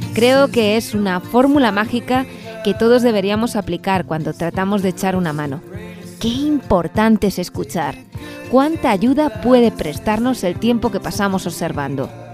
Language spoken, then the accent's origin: Spanish; Ciudad Rodrigo, Castile and León, Spain; nosotros que somos de Ciudad Rodrigo